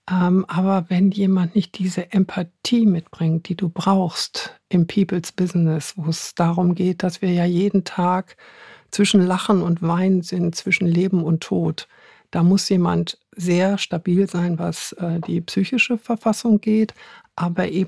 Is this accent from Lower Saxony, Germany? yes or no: yes; Hanover, Lower Saxony, Germany; vielleicht hört man es noch ein bisschen. Ich bin Hannoveranerin